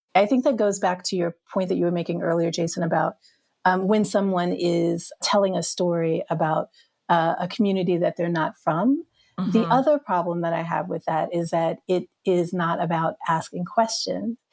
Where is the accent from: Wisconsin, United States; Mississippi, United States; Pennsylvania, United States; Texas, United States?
Mississippi, United States; Hattiesburg; I grew up in Mississippi